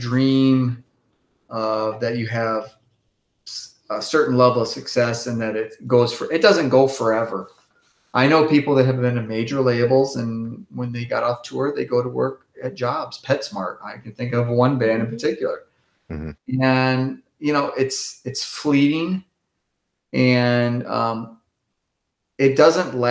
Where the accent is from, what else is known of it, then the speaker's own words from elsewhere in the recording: Grand Rapids, Michigan, United States; moved away; I grew up in Grand Rapids, Michigan